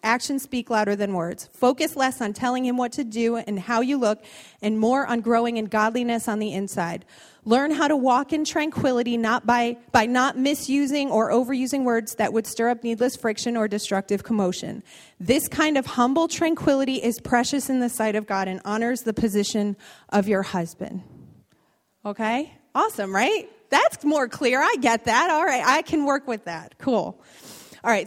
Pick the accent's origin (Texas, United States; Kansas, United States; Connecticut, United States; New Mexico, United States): Connecticut, United States; Bridgeport; moved away; I was born in Bridgeport. I spent many years of my life in this city